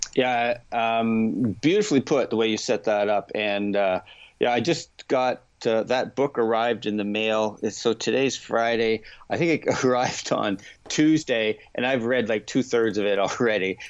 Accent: Canada; as a Canadian golf fan

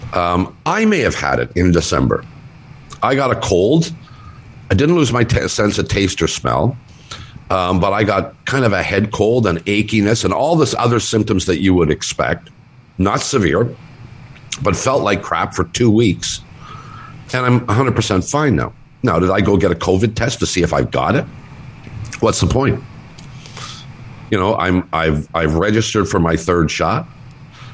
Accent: United States; as an American

